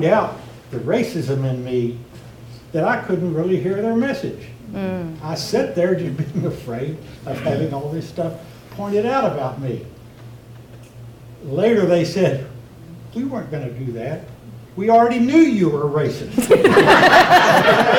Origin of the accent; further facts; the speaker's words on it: South Texas, United States; moved away as an adult; I was born and raised in South Texas my first 25 years